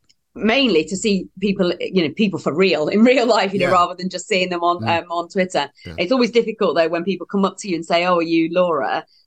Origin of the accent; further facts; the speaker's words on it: East Midlands, United Kingdom; East Midlands.